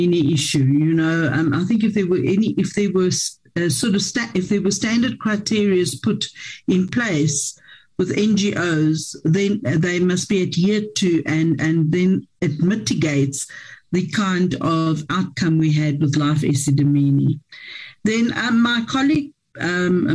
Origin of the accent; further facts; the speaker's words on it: Ekurhuleni, Gauteng, South Africa; I'm from Ekurhuleni